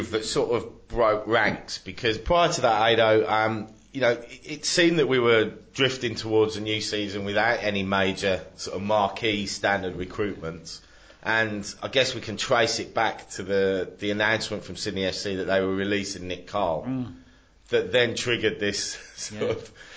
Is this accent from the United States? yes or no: no; England, United Kingdom; now in Australia; I'm English